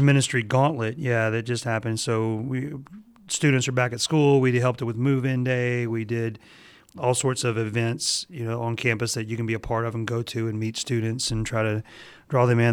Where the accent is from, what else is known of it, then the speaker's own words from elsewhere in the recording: Mississippi, United States; I'm from Mississippi